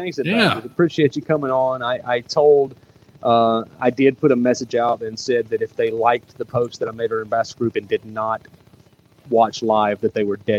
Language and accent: English; Jasper, Alabama, United States; moved away as an adult; also born or lived in Birmingham, Alabama; I'm very thankful that I grew up in Walker County.